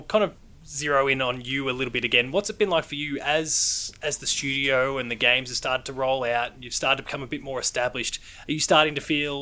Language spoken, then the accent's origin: English; Australia; also born or lived in Melbourne; as an Australian